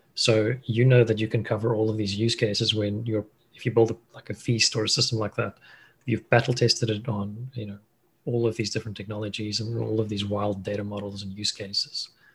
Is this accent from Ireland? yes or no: no; Cape Town, Western Cape, South Africa; also born or lived in Stellenbosch; I'm a South African. Grew up in Cape Town.